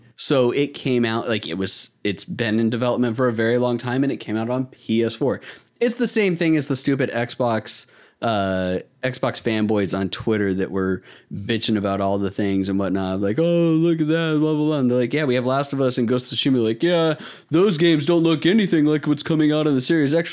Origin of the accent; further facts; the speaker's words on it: United States; accent: American; my shitty American accent